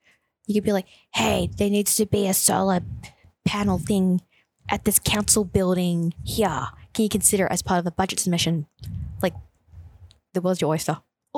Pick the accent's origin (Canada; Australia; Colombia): Australia; Brimbank, Victoria; I guess growing up in Brimbank, being really conscious of the fact that we've always been considered like one of the poorer cousins.